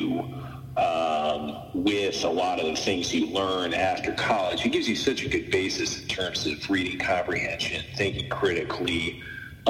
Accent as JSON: {"language": "English", "town": "St. Louis", "region": "Missouri", "country": "United States", "said": "I am from St. Louis, but I just haven't spent as much time here over the last 5 or 6 years"}